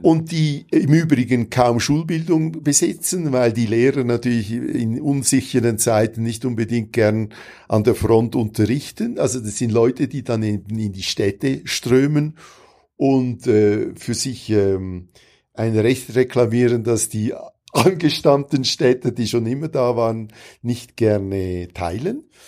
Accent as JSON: {"language": "German", "country": "Switzerland", "moved": "yes", "said": "Wir äh, als Schweizer"}